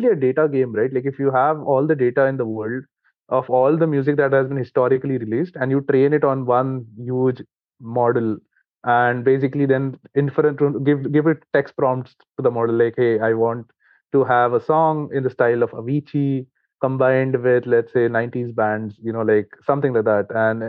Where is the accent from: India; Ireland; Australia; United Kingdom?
India; English is a second language; considering we come from India, right? Like, so if you look at the Indian copyright law